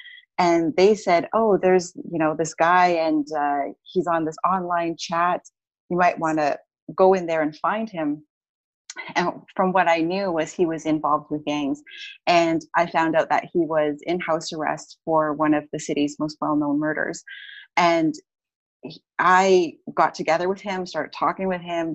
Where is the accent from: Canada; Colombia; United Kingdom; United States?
Canada; Edmonton, Alberta; I'm originally from Edmonton, Alberta